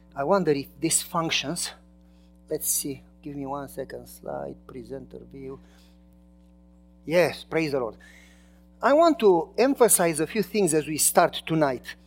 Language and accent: English; Romania; English is a second language; moved away as an adult; now in United States; I was from Romania and I was not a citizen yet